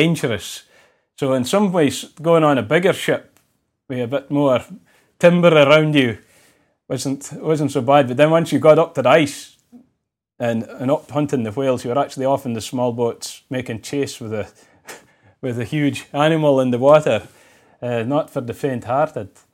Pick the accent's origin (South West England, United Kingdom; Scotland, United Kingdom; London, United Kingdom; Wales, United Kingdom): Scotland, United Kingdom; Shetland; me growing up in Shetland